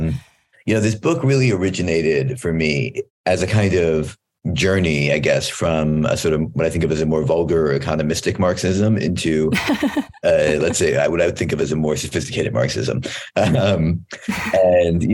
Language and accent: English; Philadelphia, Pennsylvania, United States; moved away as an adult; now in New Haven, United States; I did my PhD at Yale, and I grew up in Philadelphia